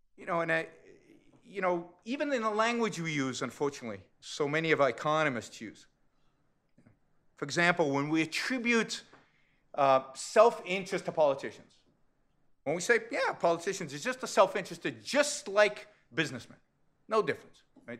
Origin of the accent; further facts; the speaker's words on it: California, United States; I come from California